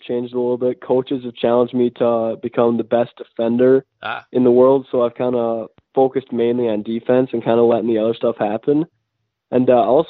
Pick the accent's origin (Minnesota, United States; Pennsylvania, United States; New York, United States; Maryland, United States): Minnesota, United States; Mahtomedi; I'm from Montemunai, Minnesota